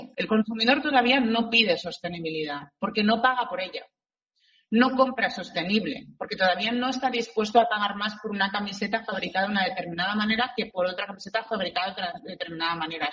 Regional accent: Barcelona, Catalonia, Spain; yo soy de Barcelona y estaba aquí en la delegación de Barcelona

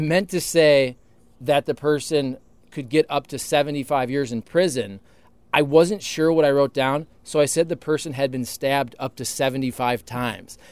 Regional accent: Toledo, Ohio, United States; moved away; I'm from Toledo, Ohio

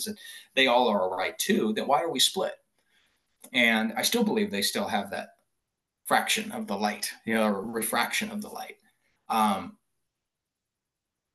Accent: Boise, Idaho, United States; growing up in Boise, Idaho, obviously I went to public schools.

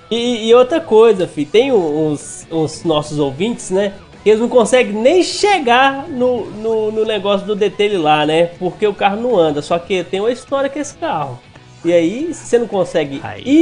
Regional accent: Minas Gerais, Brazil; E eu sou mineiro e hoje sua rodinha vai ficar no brilho.

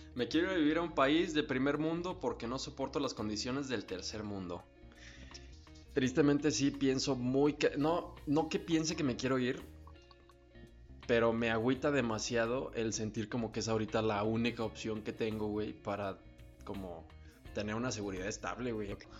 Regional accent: Mexico

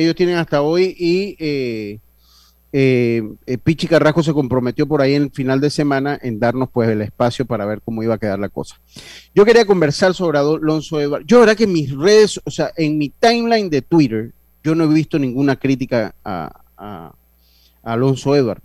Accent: Panama; a mí como panameño

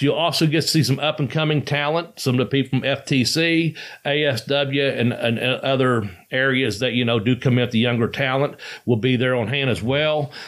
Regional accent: Ashland, Kentucky, United States; it's in my hometown

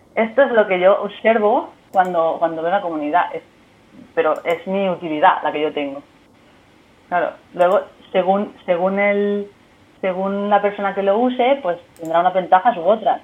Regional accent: Murcia, Region of Murcia, Spain; now in Barcelona, Spain; soy de Murcia, pero se me entiende bastante bien

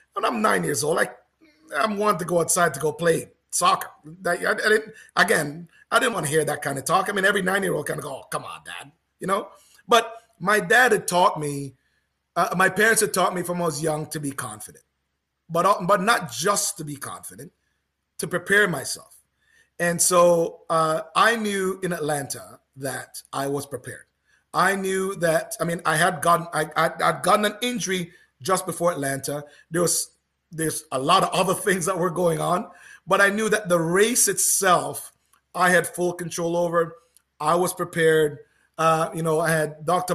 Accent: Canada; as a Canadian

